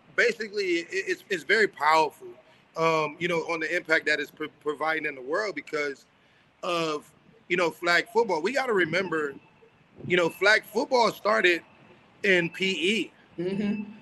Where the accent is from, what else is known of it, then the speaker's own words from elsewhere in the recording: Miami, Florida, United States; Growing up in Miami and Dade County